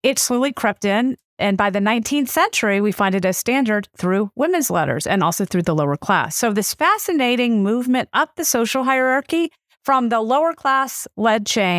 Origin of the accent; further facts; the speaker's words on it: the South, United States; accent: southern; southern vowel features because that's where I grew up.